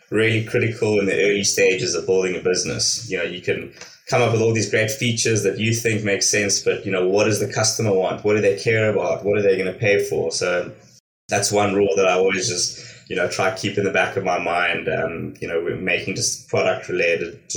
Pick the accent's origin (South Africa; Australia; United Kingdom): South Africa; moved away as an adult; also born or lived in Hong Kong / Los Angeles, United States; I am originally from South Africa. Um, I completed my university out there, and then I've been living and working overseas for the last fifteen years. Uh, spent six years in Hong Kong